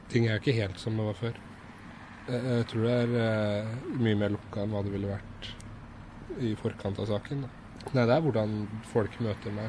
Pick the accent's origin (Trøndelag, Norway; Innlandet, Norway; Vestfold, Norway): Innlandet, Norway; Dokka; hjemsted Dokka. Jeg vokste opp på Dokka, i et uh, mellomstort hvitt hus der. Kommer fra en stor familie.